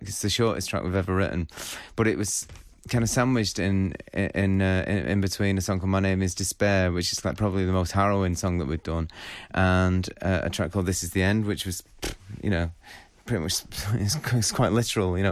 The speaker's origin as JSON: {"language": "English", "town": "Northwich", "region": "North West England", "country": "United Kingdom", "tie": "born or raised there", "also_born_or_lived": "Salford", "said": "I grew up in Northwich"}